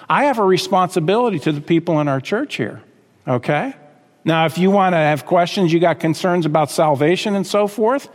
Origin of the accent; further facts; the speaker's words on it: United States; We were raised in America